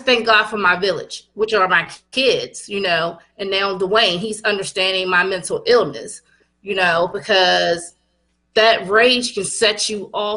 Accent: Culpeper, Virginia, United States; I'm from Culpeper, which is a small town in Virginia

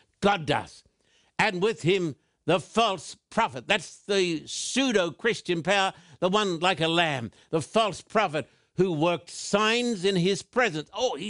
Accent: Australia; In fact, when I was just a boy growing up in Australia, this was taught in virtually all of the churches.

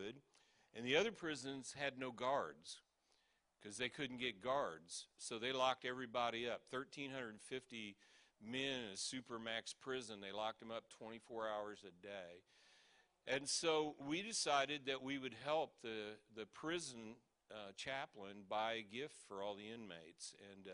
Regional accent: Kansas City, United States; we're from Kansas City, you know, the barbecue capital of the world

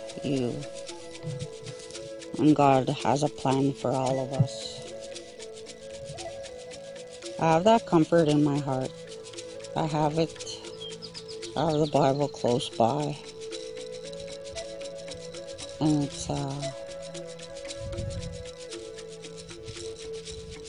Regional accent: Maskwacis, Alberta, Canada; I'm from Wascuches, Alberta

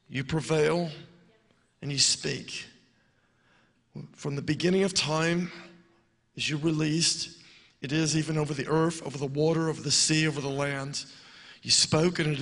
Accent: Pensacola, Florida, United States; We're from Pensacola area, Pensacola, Florida

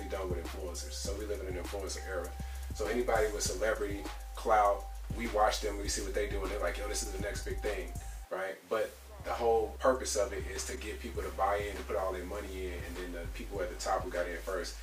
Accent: Chicago, Illinois, United States; also born or lived in Arkansas; now in Atlanta, United States; I'm originally from Chicago, and then I moved down south to Arkansas

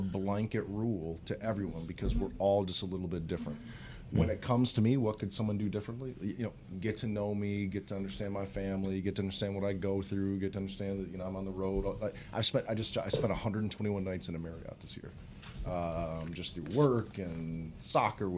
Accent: Detroit, Michigan, United States; Detroit's my hometown

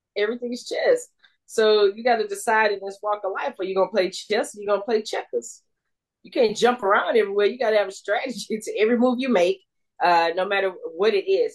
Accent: Houston, Texas, United States; I went to Prairie View because you know I grew up in Third Ward, so you know I'm I'm right there in the neighborhood anyway

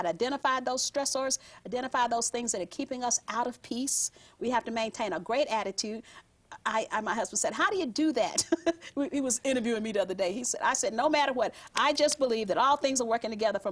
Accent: Southern California, United States; I'm from Southern California

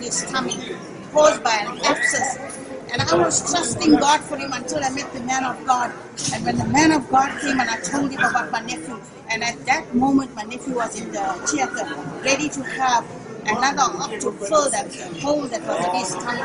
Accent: South Africa; I'm from South Africa.

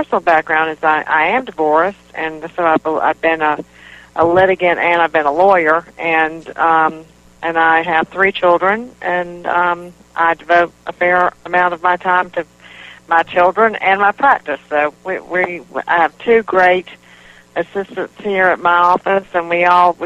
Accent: North Carolina, United States; moved away as an adult; now in South Carolina, United States; I grew up in North Carolina

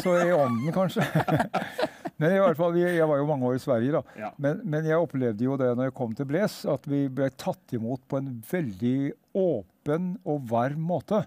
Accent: Hedmarken, Innlandet, Norway; also born or lived in Østfold; now in Sarpsborg, Norway; jeg er egentlig født og oppvokst på Hedmarken

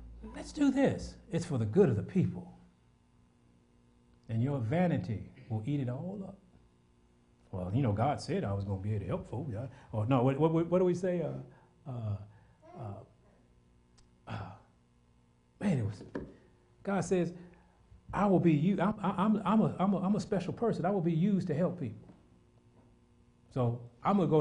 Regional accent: United States; I'm American

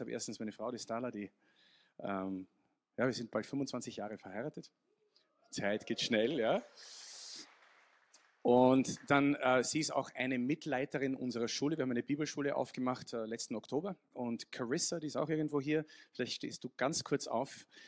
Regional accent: Vienna, Austria; Also ich bin so österreichisch und englisch und ein bisschen italienisch und genau. Ja, also klassischer Wiener

